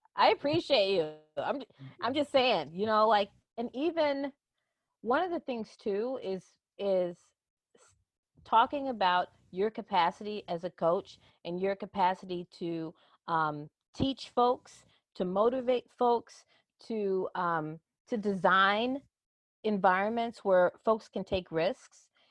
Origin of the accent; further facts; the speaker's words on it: Chicago, Illinois, United States; Chicago, and, and that's my hometown